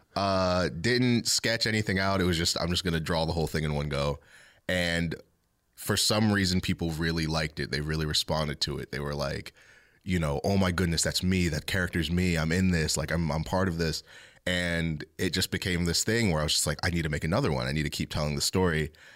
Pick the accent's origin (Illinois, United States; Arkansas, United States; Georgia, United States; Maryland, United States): Maryland, United States; Ellicott City; also born or lived in Catonsville, Maryland / Baltimore, Maryland; I was born in Ellicott City, Maryland, um, and I've basically lived there my whole life